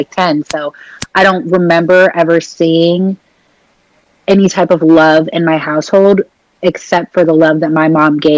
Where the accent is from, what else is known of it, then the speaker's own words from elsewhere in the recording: Portland, United States; I'm from Portland